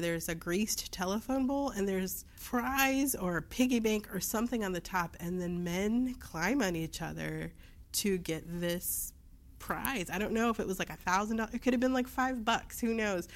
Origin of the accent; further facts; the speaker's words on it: Hammond, Indiana, United States; living and growing up in Hammond, but also, like, my family being in East Chicago